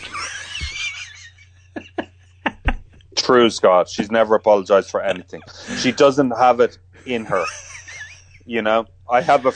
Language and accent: English; Ireland; being Irish